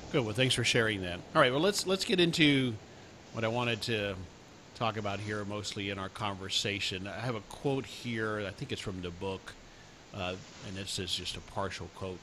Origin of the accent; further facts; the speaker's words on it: South Florida, United States; now in Dallas, United States; I grew up in South Florida, but I live in the Dallas area now